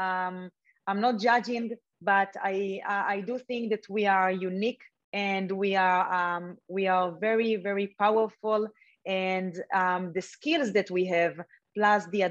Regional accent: Israel; I grew up in Israel.

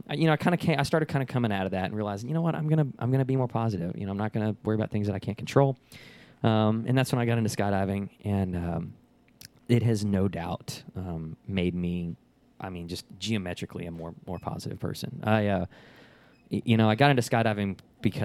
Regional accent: Dallas, Texas, United States; also born or lived in Lubbock, Texas / League City, Texas; I'm originally from the Dallas-Fort Worth area. I graduated high school up there

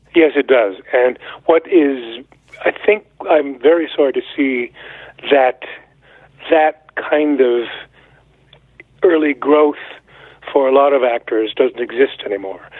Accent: Montreal, Quebec, Canada; I'm Canadian. I was born in 1945, and I grew up in Montreal

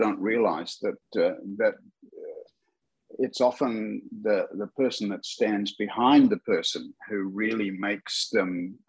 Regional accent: Australia; I'm an Aussie, trained in Adelaide University in South Australia

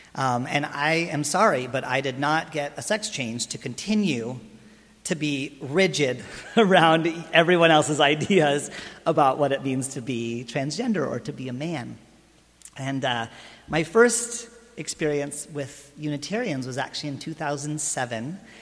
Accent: Lancaster, California, United States; moved away as an adult; also born or lived in New York City; I was raised in Lancaster

